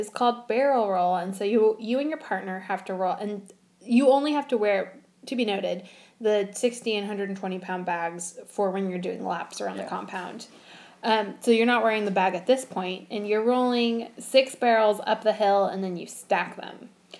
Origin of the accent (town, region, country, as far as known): California, United States